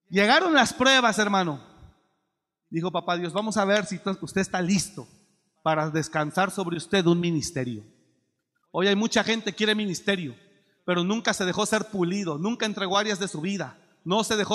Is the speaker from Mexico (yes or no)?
yes; Mexico; moved away; Mire, yo me vine de México con mi maleta, 150 pesos en la bolsa.